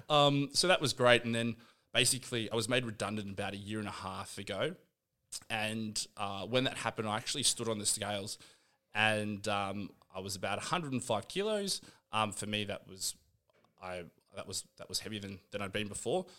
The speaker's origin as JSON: {"language": "English", "town": "Canberra", "region": "Australian Capital Territory", "country": "Australia", "tie": "born or raised there", "said": "I grew up in Canberra"}